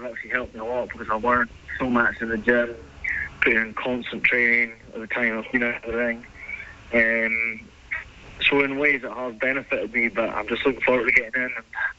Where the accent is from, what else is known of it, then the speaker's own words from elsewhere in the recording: Strathpeffer, Scotland, United Kingdom; also born or lived in Dingwall; I'm from Dingwall. I live in Dingwall, but originally from Strath.